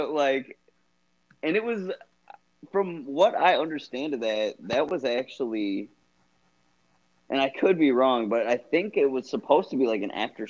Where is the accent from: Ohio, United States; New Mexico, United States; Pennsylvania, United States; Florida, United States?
Ohio, United States; moved away as an adult; now in Illinois, United States; I'm from Ohio.